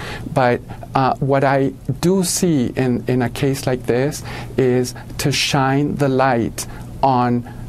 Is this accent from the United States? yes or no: no; Chile; I come from Chile